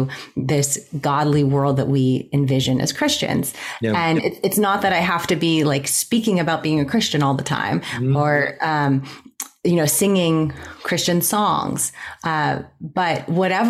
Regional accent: Pittsburgh, Pennsylvania, United States; also born or lived in New York; Right now I'm in Pittsburgh. I grew up in Pittsburgh

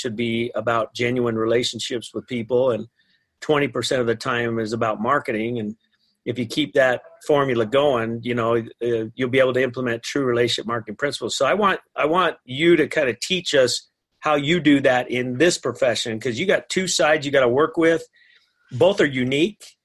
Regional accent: Riverton, Utah, United States; my hometown

